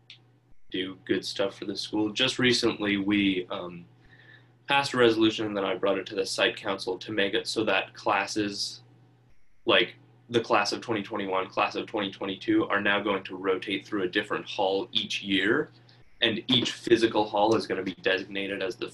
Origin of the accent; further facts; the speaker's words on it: Homer, Alaska, United States; also born or lived in Aniak, Alaska; we moved here from Aniak, Alaska, which is like a 500 person or so village in the Bethel chain of villages